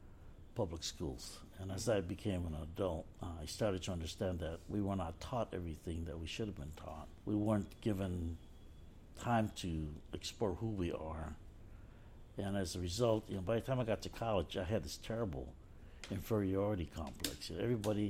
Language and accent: English; Chicago, Illinois, United States; growing up in Chicago